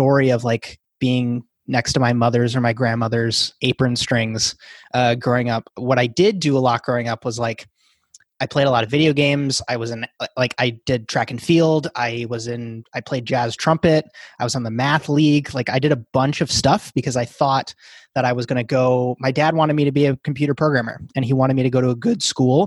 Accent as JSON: {"language": "English", "region": "Wisconsin", "country": "United States", "tie": "born or raised there", "said": "I grew up in a tiny 1500 person town in Wisconsin"}